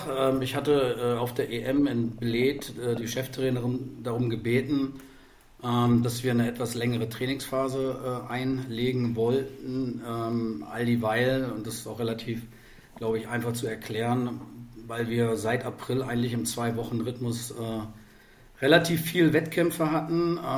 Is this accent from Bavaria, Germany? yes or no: no; Verden, Lower Saxony, Germany; Ich komme komm tatsächlich aus Pferden an der Aller mit V, kennen die wenigsten, kleiner Verein äh, südlich von Bremen.